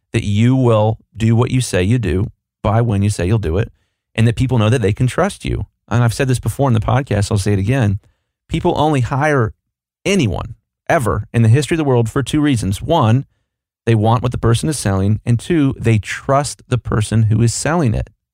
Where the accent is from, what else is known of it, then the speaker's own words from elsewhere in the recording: Columbus, Ohio, United States; I'm from Columbus, Ohio